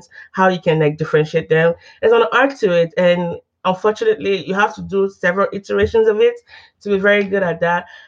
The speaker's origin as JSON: {"language": "English", "country": "Nigeria", "tie": "born or raised there", "also_born_or_lived": "Texas, United States / Oklahoma, United States", "moved": "as an adult", "lives_now": "United States", "said": "I didn't grow up in the U.S. I'm from Nigeria"}